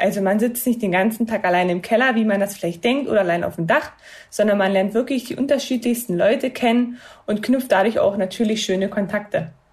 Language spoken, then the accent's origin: German; Cottbus, Brandenburg, Germany; bei uns in Cottbus